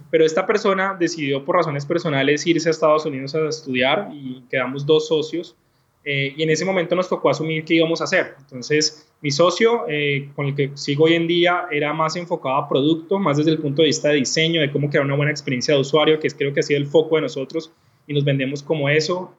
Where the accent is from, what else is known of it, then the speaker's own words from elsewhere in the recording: Cali, Valle del Cauca, Colombia; soy un caleño colombiano